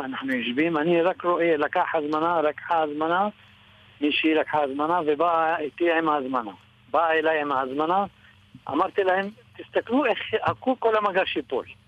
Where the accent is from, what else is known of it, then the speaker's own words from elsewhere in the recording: Fassuta, Northern District, Israel; אני מפסוטה, מהגליל